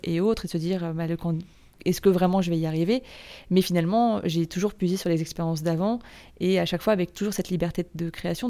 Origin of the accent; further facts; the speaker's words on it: Nantes, Pays de la Loire, France; moved away as an adult; now in Rennes, France; je suis originaire de Nantes